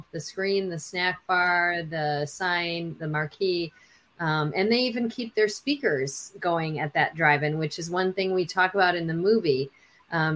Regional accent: Chicago, Illinois, United States; now in Los Angeles, United States; I'm from Chicago, but I'm based in Los Angeles now

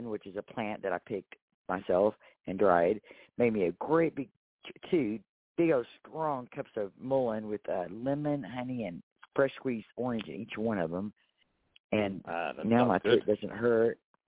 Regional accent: Texas, United States

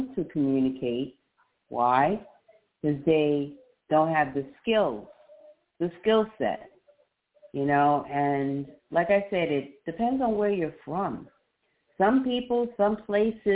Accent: New York City, New York, United States; accent: New Jersey; also born or lived in Manhattan / Long Island / Staten Island; I was born in Brooklyn, New York, East Flatbush, New York, to be exact. And I lived there for some many, many years, my early upbringing.

